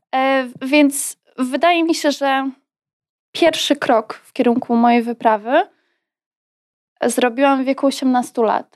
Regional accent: Poland; moved away as an adult; also born or lived in United States; Z jednej strony byłam Polką, z drugiej strony nie czułam się już Polką.

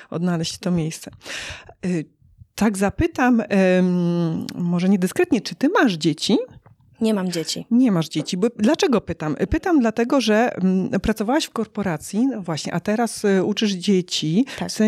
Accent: Toruń, Kuyavian-Pomeranian Voivodeship, Poland; now in Warsaw, Poland; Nie, nie jestem z Warszawy. Mhm. Jestem z e, Torunia, jestem

